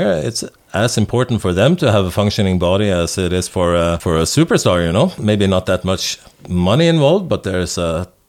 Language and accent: English; Norway; English is a second language; kids in my hometown. I was lucky though. When I graduated from school, I was put in practice in we have a mandatory internship for a year in Norway